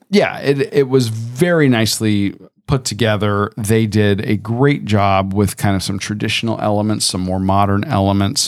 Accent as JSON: {"language": "English", "town": "Tampa", "region": "Florida", "country": "United States", "tie": "born or raised there", "said": "I grew up in Tampa"}